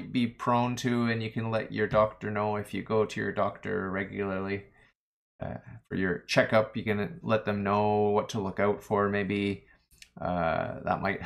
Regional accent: Kingston, Ontario, Canada; I'm from Kingston, Ontario

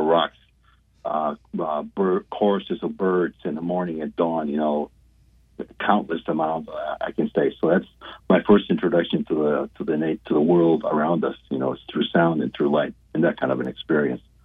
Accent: Guatemala; moved away; I was born and raised in Guatemala

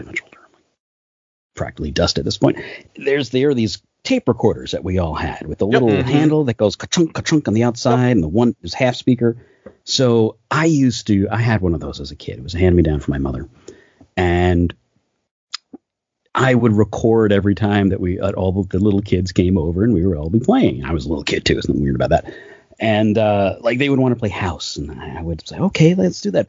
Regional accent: New York City, New York, United States; moved away as an adult; also born or lived in Astoria, Queens / Forest Hills, Queens; now in Burbank, United States; I grew up in Queens, New York, right around the Flushing area of Queens

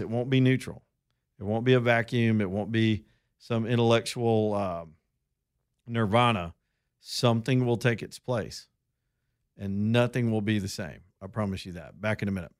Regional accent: Roanoke, Alabama, United States; I'm from Roanoke, Alabama

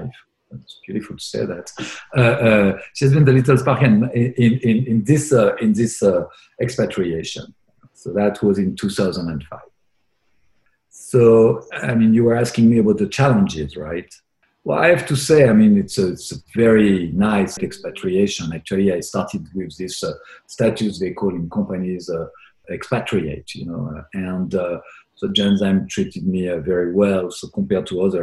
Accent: France; English is a second language; moved away as an adult; now in Boston, United States; I'm born in France. I was born in France from a French family.

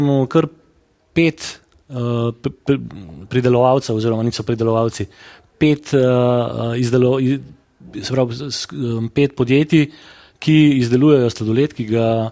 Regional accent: Škofja Loka, Upper Carniola, Slovenia; smo škofeločani zadovoljni z bivanjem, z življenjem v mestu

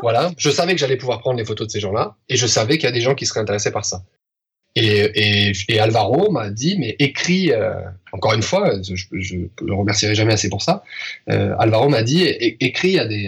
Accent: France; moved away as an adult; now in Spain; je suis français, que je vis en Espagne

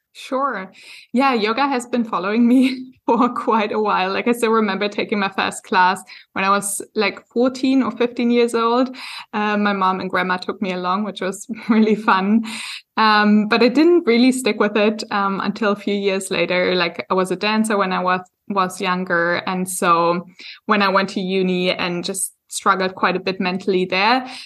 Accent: Germany; moved away as an adult; now in Hamburg, Germany; I am German, but I only moved back, like, a year

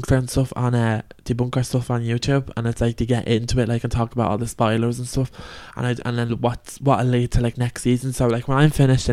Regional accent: Ireland; we're Irish and we're Catholic

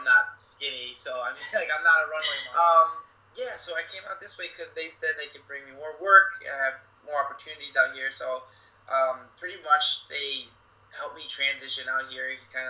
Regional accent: Plantation, Florida, United States; also born or lived in Orlando, Florida / Santa Monica, California; I grew up in Plantation, Florida, and I moved up to Orlando for school.

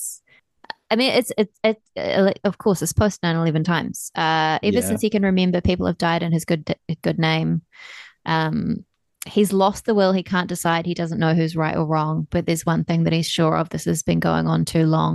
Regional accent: England, United Kingdom; I'm English. I was born in England. I've lived here for a long time

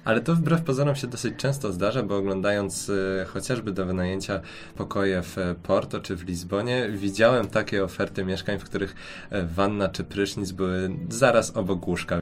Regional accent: Poland; moved away as an adult; now in Portugal; jesteśmy z Polski, z tak zimnego kraju

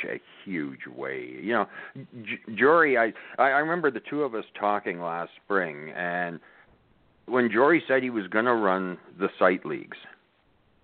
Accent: Canada; I'm a Canadian

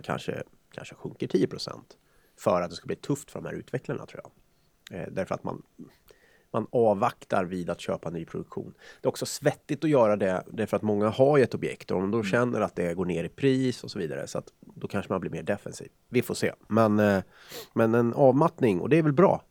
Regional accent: Karlskoga, Örebro County, Sweden; hemma i Karlskoga

